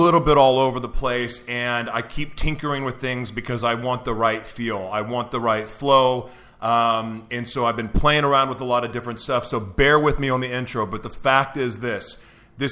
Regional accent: Oklahoma City, Oklahoma, United States; now in San Diego, United States; I grew up in Oklahoma City, Oklahoma

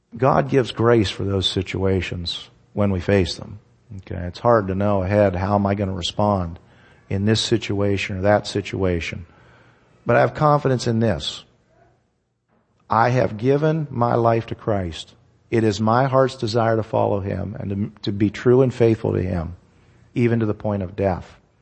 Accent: Hollidaysburg, Pennsylvania, United States; I grew up in Hollidaysburg, Pennsylvania, which is just, um, outside of Altoona

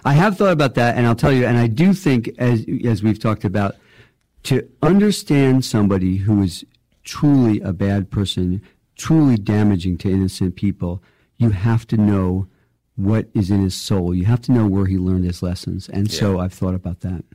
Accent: New York, United States; I'm a New Yorker

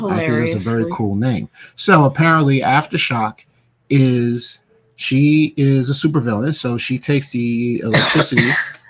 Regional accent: New York City, New York, United States; You know, I grew up in Brooklyn

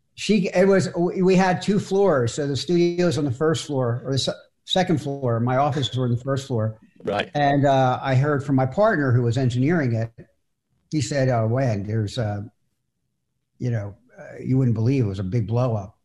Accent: Philadelphia, Pennsylvania, United States; I'm from Philadelphia

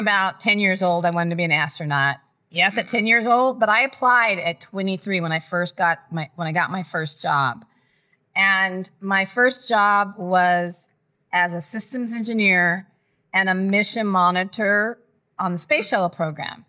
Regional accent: Lompoc, California, United States; also born or lived in Nebraska / Okinawa, Japan; now in Los Angeles, United States; from about seven or eight until I was eighteen, I lived in Lompoc, California, near Santa Barbara at Vandenberg Air Force Base.

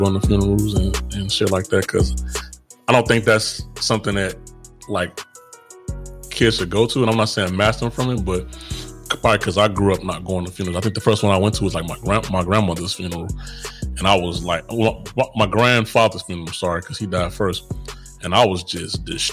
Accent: Chicago, Illinois, United States; also born or lived in Inglewood; I grew up in Chicago

